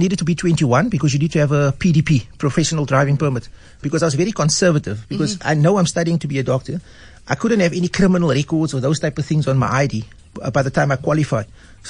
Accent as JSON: {"language": "English", "town": "Cape Town", "region": "Western Cape", "country": "South Africa", "tie": "born or raised there", "said": "I was born and bred in Manenberg, grew up there, went to primary school in Manenberg, high school in Mowbray at Rhodesay."}